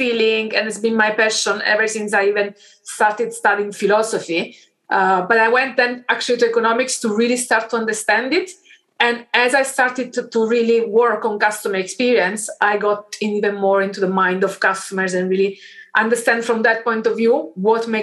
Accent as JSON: {"language": "English", "town": "Caserta", "region": "Campania", "country": "Italy", "tie": "born or raised there", "said": "I grew up in this city, Caserta"}